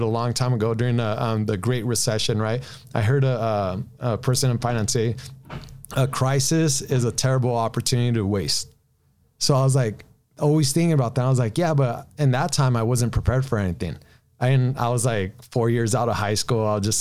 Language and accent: English; Downey, California, United States; I grew up in, Downey for the most part